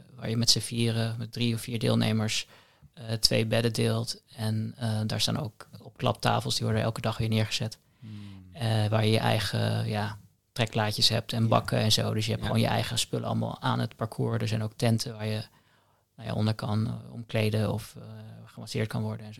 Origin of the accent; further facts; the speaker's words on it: The Hague, South Holland, Netherlands; Ik woon in Den Haag. Ik ben ook geboren in Den Haag